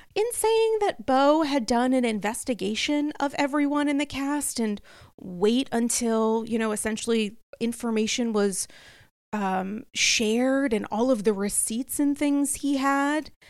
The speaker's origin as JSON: {"language": "English", "town": "New York City", "region": "New York", "country": "United States", "said": "as a New Yorker"}